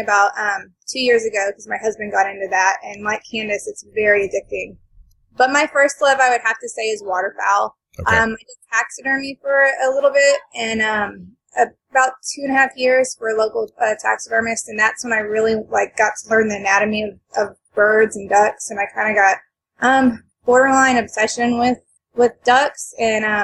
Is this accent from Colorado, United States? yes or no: no; Port Aransas, Texas, United States; also born or lived in Kingsville, Texas; I grew up in South Texas as well, and I grew up actually on a little island called Port Aransas